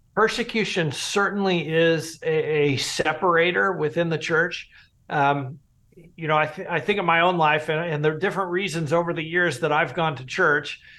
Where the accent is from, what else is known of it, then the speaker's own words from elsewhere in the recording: United States; we as American Christians